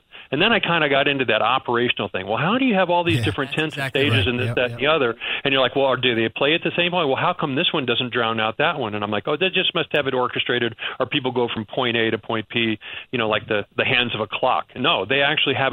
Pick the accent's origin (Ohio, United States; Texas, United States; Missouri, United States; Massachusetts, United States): Missouri, United States; now in New York, United States; I'm from the Midwest. I'm from Missouri.